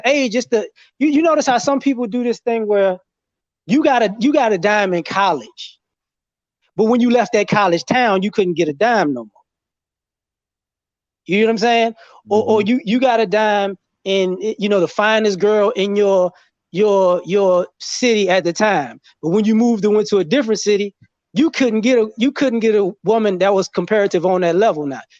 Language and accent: English; New Orleans, Louisiana, United States; also born or lived in DMV / Chicago; I grew up in New Orleans, the DMV, and Chicago as a kid, to a teenager, right?